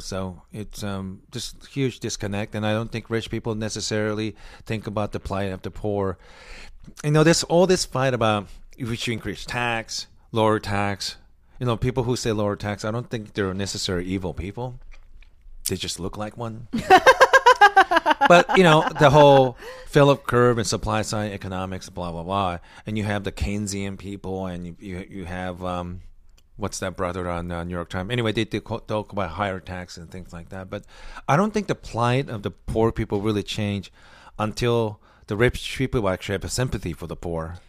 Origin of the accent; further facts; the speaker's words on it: Osaka, Japan; moved away; I'm from Osaka